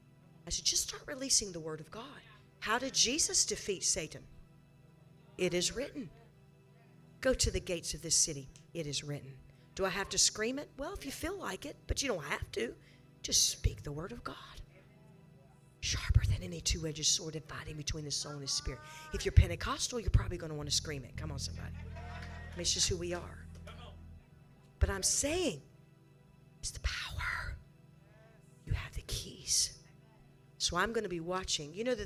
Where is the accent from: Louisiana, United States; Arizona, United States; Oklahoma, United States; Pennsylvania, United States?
Arizona, United States; And I am from Arizona, and I am here with you in Texas.